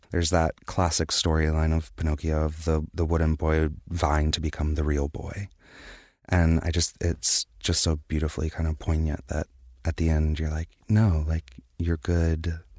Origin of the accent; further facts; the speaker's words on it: Wilmington, North Carolina, United States; I'm from Wilmington, North Carolina